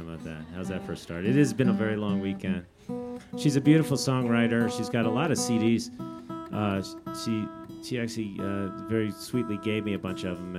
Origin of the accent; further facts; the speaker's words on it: New York, United States; moved away; also born or lived in New Orleans / North Carolina; I'm originally from New York and grew up as a Yankee fan, like living 20 minutes from the stadium.